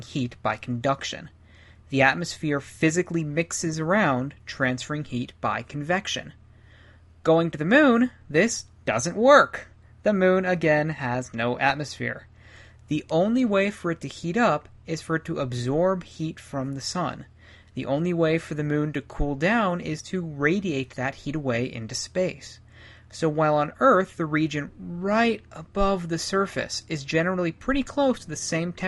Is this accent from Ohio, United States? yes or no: yes; Ohio, United States; now in Colorado, United States; I grew up in Ohio